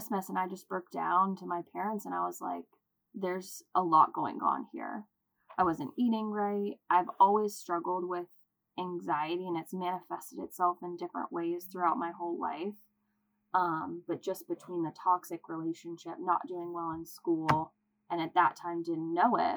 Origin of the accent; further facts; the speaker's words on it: Raleigh, North Carolina, United States; also born or lived in Chapel Hill, North Carolina; now in Charlotte, United States; I was born and raised in Raleigh, North Carolina.